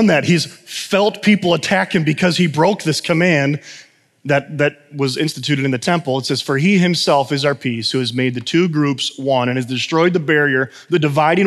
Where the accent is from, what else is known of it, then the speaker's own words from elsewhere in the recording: United States; I'm American